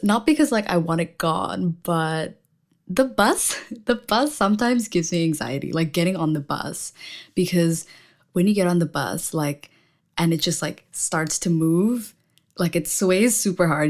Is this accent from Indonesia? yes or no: yes; Indonesia; moved away as an adult; now in London, United Kingdom; I am from Indonesia, and I just moved to London in September